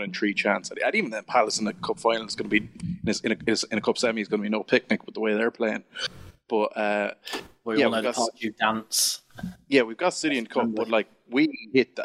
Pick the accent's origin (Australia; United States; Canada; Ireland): Ireland; the Midlands of Ireland; That's my hometown, so not alone in Ireland, because it's like people only know it for having gone through there or around it to get to Dublin or Galway. So yeah, that's and true to form, we also have the worst accent in the country as well, in the Midlands